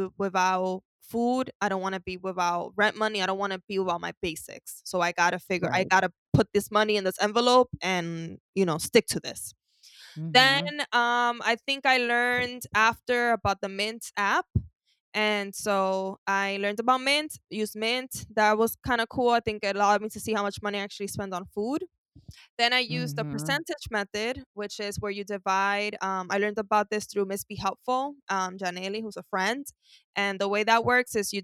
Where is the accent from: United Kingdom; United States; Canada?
United States; New York City, New York; I grew up with a lot of shopping. I'm from Harlem, so a lot of trips to El Mundo, which is a store